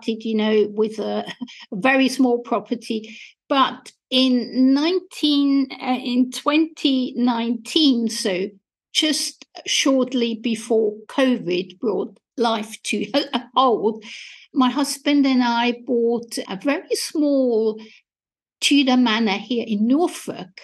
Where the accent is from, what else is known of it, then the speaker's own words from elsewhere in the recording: Austria; English is a second language; moved away as an adult; now in England, United Kingdom; as you might be able to hear from my accent, I was born and educated in Austria and came to England in 1989